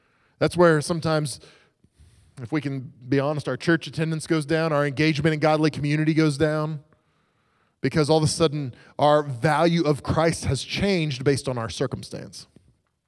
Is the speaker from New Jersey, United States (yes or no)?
no; Oklahoma, United States; I grew up in Oklahoma